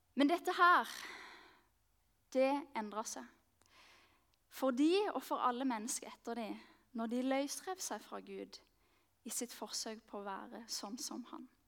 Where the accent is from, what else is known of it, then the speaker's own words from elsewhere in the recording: Mandal, Agder, Norway; moved away as an adult; also born or lived in Marnardal; now in Oslo, Norway; kommer jeg like liksom så mye fra Mandal. Det er der jeg har vokst opp.